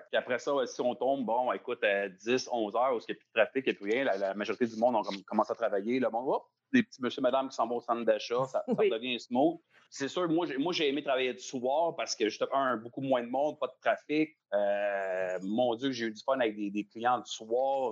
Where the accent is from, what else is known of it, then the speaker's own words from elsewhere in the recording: Laval, Quebec, Canada; J'ai grandi à Laval, dans le fond, je viens de Sainte-Dorothée